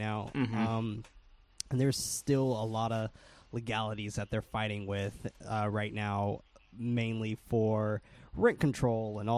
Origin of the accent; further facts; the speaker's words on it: San Francisco, California, United States; born and raised in San Francisco